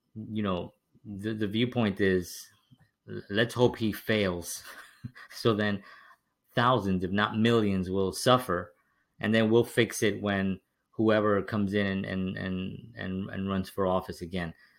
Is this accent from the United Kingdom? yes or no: no; New York City, New York, United States; I grew up in the South Bronx